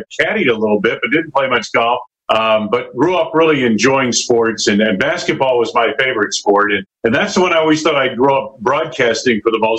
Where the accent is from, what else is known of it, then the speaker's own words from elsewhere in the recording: Lee, Massachusetts, United States; moved away; I grew up in Western Massachusetts, right near the New York border in the Berkshire County